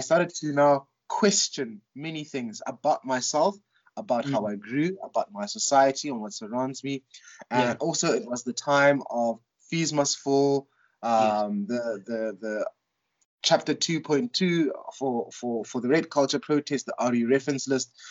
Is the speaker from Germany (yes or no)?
no; Soshanguve, Gauteng, South Africa; also born or lived in Johannesburg (St Stithians, high school); now in Makhanda, South Africa; I was born in Soshanguve, which is a township um, north of Pretoria, and so we lived in a in a Soshanguve is divided into blocks. So we lived in block JJ